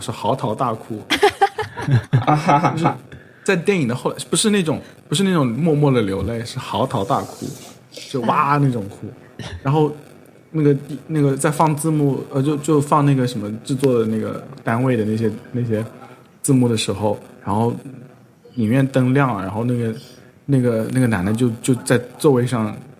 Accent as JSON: {"language": "Chinese", "region": "Zhejiang", "country": "China", "said": "我作为一个浙江人"}